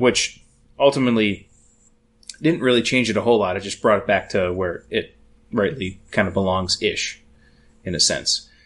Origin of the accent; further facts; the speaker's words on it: Madison area, Wisconsin, United States; I grew up about 15 minutes outside of Madison